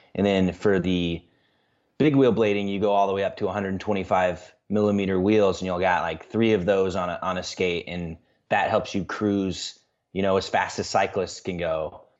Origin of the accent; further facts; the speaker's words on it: central Illinois, United States; moved away as an adult; now in Des Moines, United States; I grew up in central Illinois